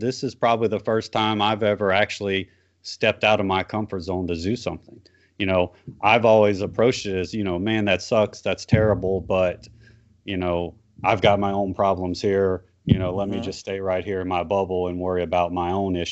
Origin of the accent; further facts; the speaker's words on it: South Louisiana, United States; I grew up in South Louisiana